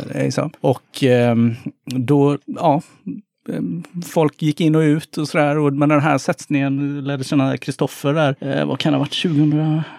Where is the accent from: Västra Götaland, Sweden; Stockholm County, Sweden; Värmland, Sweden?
Västra Götaland, Sweden; Gothenburg; Jag, jag kommer från Kortdala